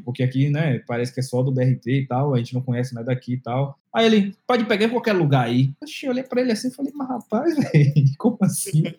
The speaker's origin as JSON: {"language": "Portuguese", "town": "Candeias", "region": "Bahia", "country": "Brazil", "tie": "born or raised there", "also_born_or_lived": "Santo Amaro da Purificação, Bahia / Salvador, Bahia", "moved": "as an adult", "said": "eu nasci em Santa Maria da Purificação, que, por sinal, é a cidade da família …, né? Muito conhecida aí com … é, e …, e tem é, uma outra cidade que foi onde praticamente eu vi boa parte da vida, que é Candeias"}